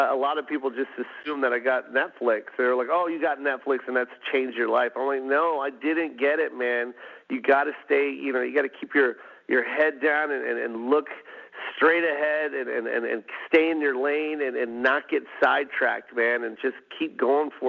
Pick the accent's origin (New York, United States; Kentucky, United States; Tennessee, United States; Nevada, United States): Nevada, United States; Las Vegas; moved away; I'm from Vegas